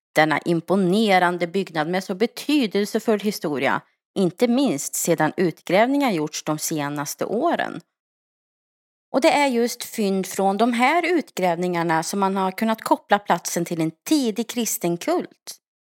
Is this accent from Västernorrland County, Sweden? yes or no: no; Skara, Västra Götaland, Sweden; moved away; För några veckor sedan så flyttade jag tillbaka till min hemstad Skara.